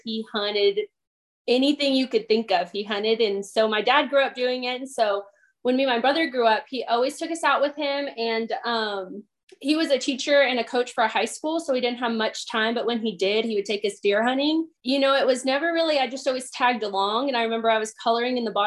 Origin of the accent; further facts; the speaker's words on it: San Angelo, Texas, United States; I'm from San Angelo, Texas.